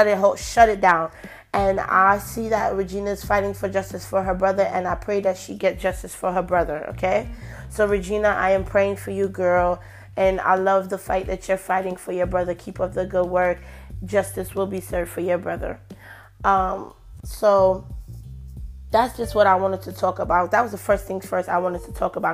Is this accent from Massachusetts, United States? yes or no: no; New York, United States; we're from New York